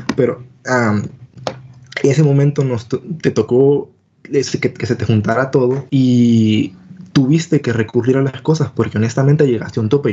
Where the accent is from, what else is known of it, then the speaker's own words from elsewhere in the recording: El Salvador; somos salvadoreños